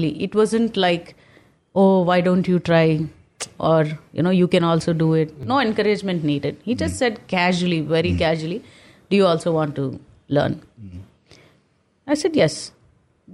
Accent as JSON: {"language": "English", "town": "Secunderabad", "region": "Telangana", "country": "India", "tie": "born or raised there", "said": "we are people from Secunderabad. So we are exactly by the bund, sir. So in my passport, if you see, born in Secunderabad, but my address is Hyderabad 80."}